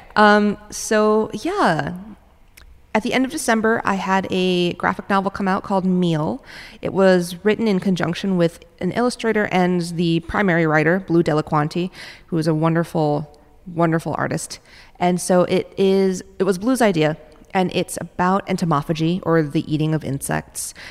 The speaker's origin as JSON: {"language": "English", "town": "New York City", "region": "New York", "country": "United States", "tie": "born or raised there", "also_born_or_lived": "Minneapolis, Minnesota", "moved": "yes", "lives_now": "San Francisco, United States", "said": "I grew up in New York City"}